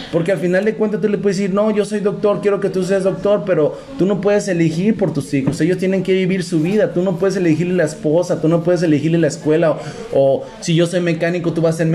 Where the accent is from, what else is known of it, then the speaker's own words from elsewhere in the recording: Mexico; now in United States; Pues es que yo soy mexicano.